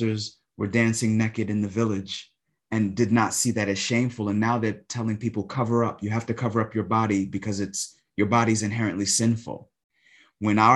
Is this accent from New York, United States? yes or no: yes; New York City, New York, United States; I grew up in New York City, in Brooklyn primarily.